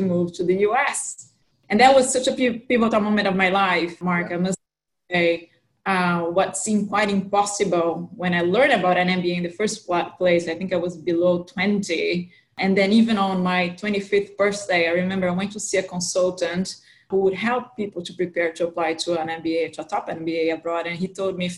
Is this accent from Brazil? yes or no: yes; São Paulo, Brazil; accent: Brazilian with American influence; moved away as an adult; also born or lived in New York City, United States / Zurich, Switzerland; I was born and grew up in São Paulo, Brazil.